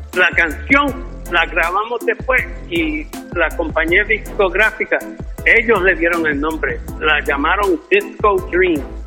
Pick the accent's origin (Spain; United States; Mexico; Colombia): United States; New York; moved away as an adult; also born or lived in Puerto Rico; now in South Carolina, United States; Yo me crié en Nueva York. Fui a la escuela en Puerto Rico hasta el cuarto grado, pero me crié en Nueva York y también nací en Nueva York